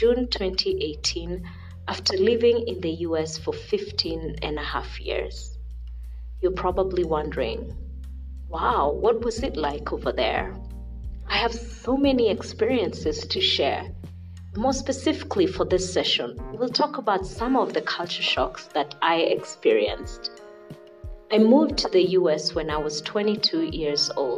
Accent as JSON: {"language": "English", "country": "Kenya", "tie": "born or raised there", "also_born_or_lived": "United States", "moved": "as an adult", "said": "I was born and raised in Kenya. And I lived in Kenya until I completed my undergrad degree."}